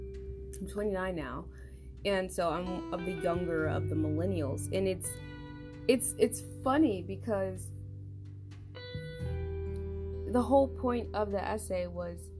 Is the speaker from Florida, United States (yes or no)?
yes; Central Florida, United States; I'm from Central Florida, which means I'm lucky because we can have like many accents